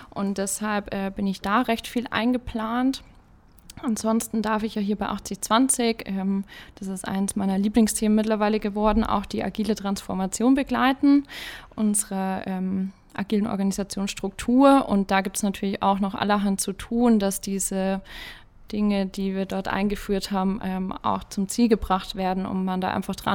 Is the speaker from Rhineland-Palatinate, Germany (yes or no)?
no; Münchsmünster, Bavaria, Germany; Ja, ich komme aus Münzmünster. Äh, für die, die das kennen, das ist 20 Kilometer von hier.